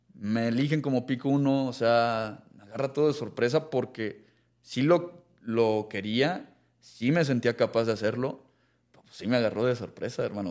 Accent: Mexico; yo soy mexicano

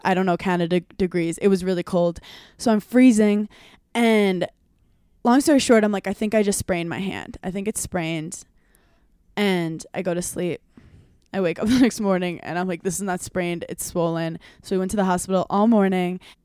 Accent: New York, United States; as a New Yorker

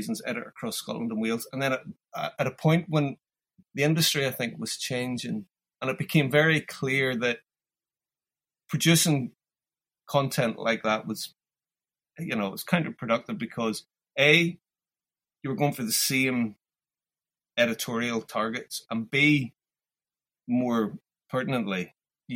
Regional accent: Ireland; moved away as an adult; also born or lived in London / Glasgow; being Irish

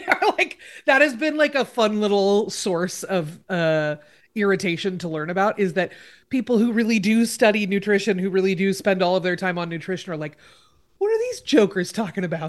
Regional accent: Oregon, United States; in my home state of Oregon

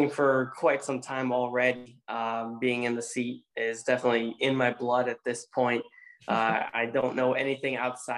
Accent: Road America, Wisconsin, United States; my hometown race, or home track at least

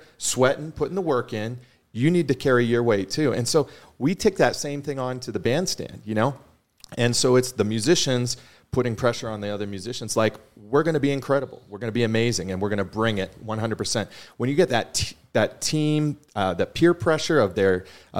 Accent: Boston, Massachusetts, United States; moved away; growing up in Boston

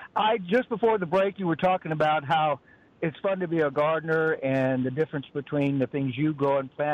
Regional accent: the West, United States; now in Hernando, United States; I'm from the West, and you know the other pronunciation.

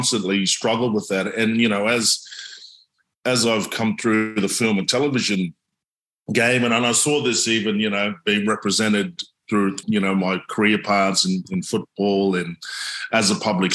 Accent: Torres Strait Islands, Queensland, Australia; I was so grounded in culture and language and way of life at home

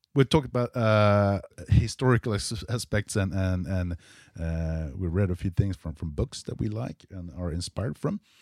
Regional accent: Sweden; I'm from Sweden

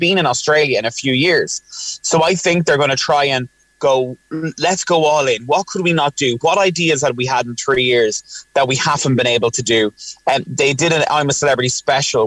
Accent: Ireland; as Irish people

